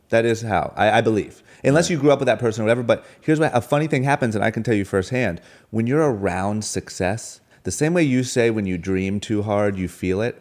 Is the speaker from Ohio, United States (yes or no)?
yes; Akron, Ohio, United States; moved away as an adult; also born or lived in Los Angeles; now in Beverly Hills, United States; born and raised in Akron, Ohio. The moment I turned 18, I moved